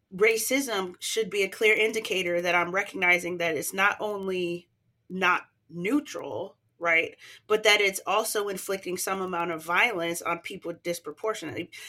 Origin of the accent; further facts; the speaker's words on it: United States; because I'm American